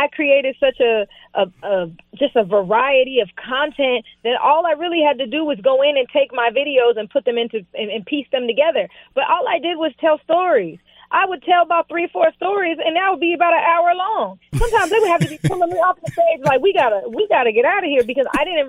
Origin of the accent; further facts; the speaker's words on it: West Palm Beach, Florida, United States; And, you know, I grew up in South Florida. I lived in West Palm. And I lived in the hood.